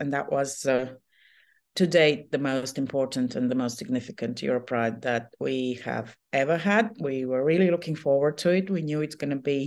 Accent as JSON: {"language": "English", "region": "Riga", "country": "Latvia", "said": "I am from Riga, Latvia"}